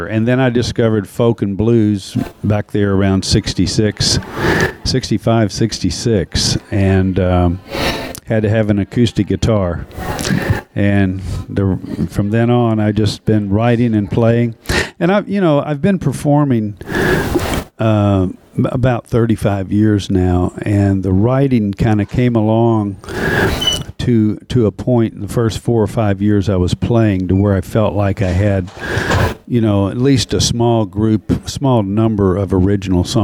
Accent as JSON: {"language": "English", "town": "Louisville", "region": "Kentucky", "country": "United States", "moved": "yes", "lives_now": "Nashville, United States", "said": "I'm from Louisville, Kentucky, originally. I've been in Nashville 37 years now."}